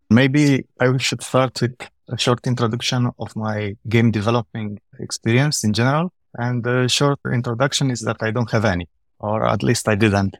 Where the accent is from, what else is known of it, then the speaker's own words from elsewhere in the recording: Romania; now in Vienna, Austria; I'm originally from Romania. I'm living in Vienna, in Austria.